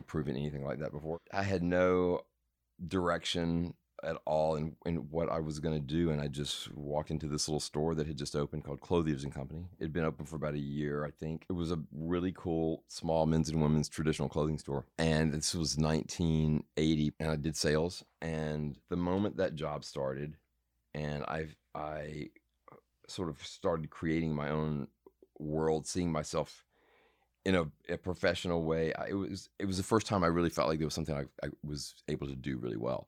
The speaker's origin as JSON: {"language": "English", "town": "Madison", "region": "Mississippi", "country": "United States", "tie": "born or raised there", "also_born_or_lived": "Jackson, Mississippi / New York", "moved": "as an adult", "said": "I'm from, um, from Mississippi. I was born in Jackson, and then we moved out to a suburb of Jackson, Madison, when I was probably in the third grade, and kind of lived there until I ran off"}